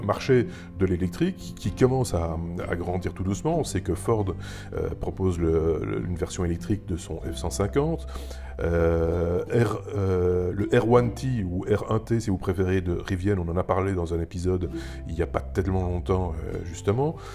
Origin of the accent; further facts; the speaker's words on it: Belgium; chez nous, en Belgique et en France aussi